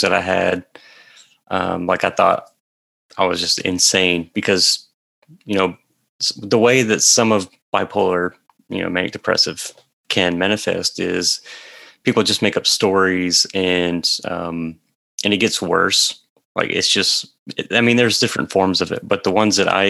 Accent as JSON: {"language": "English", "region": "Mississippi", "country": "United States", "tie": "born or raised there", "said": "I grew up in a small town in Mississippi, so very central part of the state."}